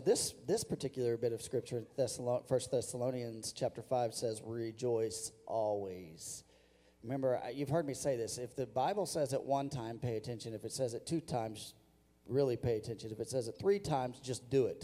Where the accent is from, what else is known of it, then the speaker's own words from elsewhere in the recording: Missouri, United States; I grew up in Missouri